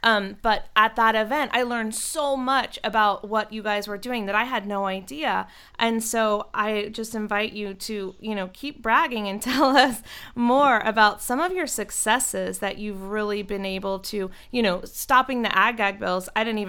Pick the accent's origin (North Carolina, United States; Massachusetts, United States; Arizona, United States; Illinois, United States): North Carolina, United States; So I'm from North Carolina